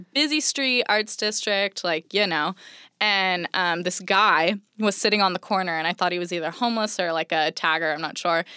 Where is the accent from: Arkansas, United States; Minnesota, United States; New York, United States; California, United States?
California, United States; Orange County; moved away as an adult; now in Los Angeles, United States; growing up in Orange County, it was, like, beautiful place to grow up